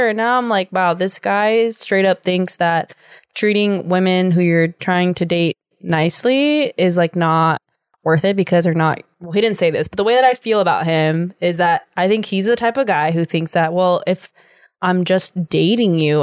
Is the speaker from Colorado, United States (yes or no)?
no; California, United States